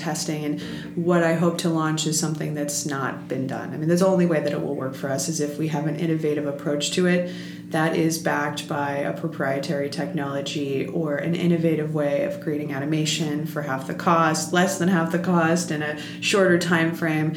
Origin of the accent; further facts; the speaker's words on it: New York, United States; I'm a New Yorker